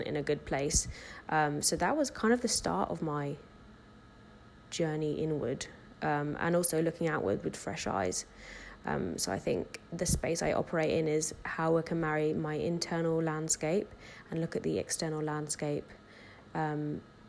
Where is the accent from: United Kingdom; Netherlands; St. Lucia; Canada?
United Kingdom; Brighton, South East England; moved away as an adult; now in London, United Kingdom; I was born and raised in Brighton and then travelled a bit and moved to London